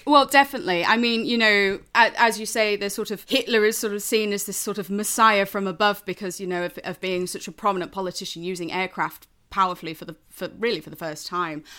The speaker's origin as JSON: {"language": "English", "area": "Lincolnshire", "region": "East Midlands", "country": "United Kingdom", "tie": "born or raised there", "said": "I'm from Lincolnshire. And, um, as a result, you know, I grew up just outside of R A F Waddington."}